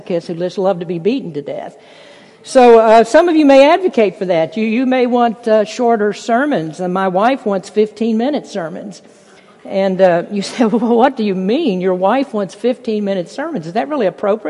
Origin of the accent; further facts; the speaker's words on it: United States; to be an American, to live in this country